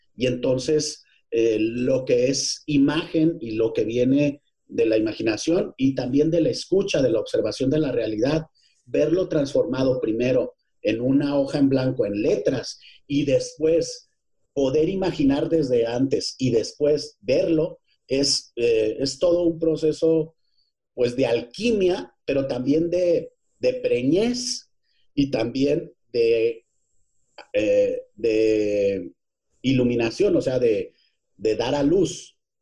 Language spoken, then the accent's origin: Spanish; Ciudad Juárez, Chihuahua, Mexico; moved away as an adult; also born or lived in Parral, Chihuahua; now in Mexico City, Mexico; yo nací en Parral, pero tú eres de donde te formaste y yo me formé teatrero, soy y soy y como yo soy más teatro que otra cosa, pues soy 90% juarense